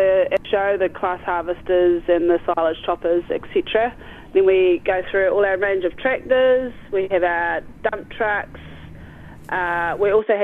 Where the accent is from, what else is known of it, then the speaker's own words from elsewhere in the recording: Maniototo, Paerau Valley, Lammermoor, Otago, New Zealand; also born or lived in Dunedin; I grew up in the Maniatoto, up in the Pairau Valley, best known as the Sticks, at Lammermoor with my parents and two younger brothers